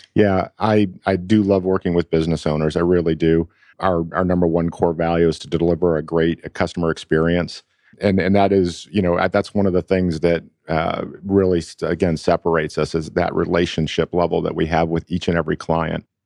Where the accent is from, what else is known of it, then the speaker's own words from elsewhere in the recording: Buffalo, New York, United States; moved away as an adult; now in Atlanta, United States; I'm from Buffalo originally. Um, I was moved here to Atlanta by a company